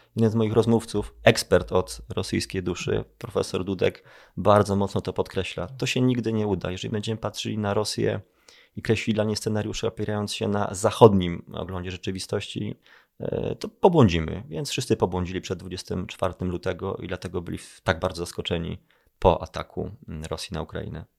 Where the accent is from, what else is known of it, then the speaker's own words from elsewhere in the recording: Kraków, Lesser Poland, Poland; ja jestem z Krakowa